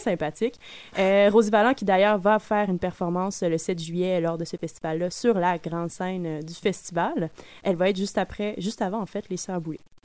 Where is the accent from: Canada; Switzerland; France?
Canada; North Shore, Quebec; je viens de la Rive-Nord